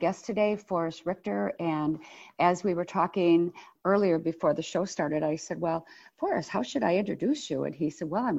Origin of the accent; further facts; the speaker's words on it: Milwaukee, Wisconsin, United States; I love the North Side. I was raised on the North Side